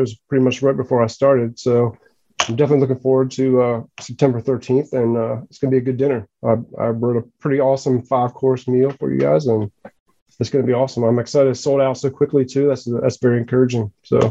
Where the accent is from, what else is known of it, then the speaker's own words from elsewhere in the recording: rural Pennsylvania, United States; moved away; Well, I grew up in Pennsylvania, in rural Pennsylvania, kind of outside of Philly in Baltimore, but it was farm country.